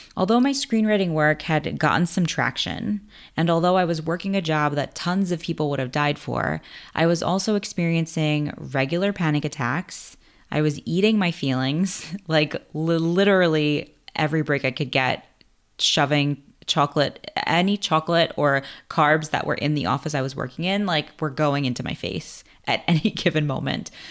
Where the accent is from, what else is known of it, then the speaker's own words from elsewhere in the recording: New York City, New York, United States; also born or lived in Bronx, New York; I was born in the Bronx, but I was raised in Queens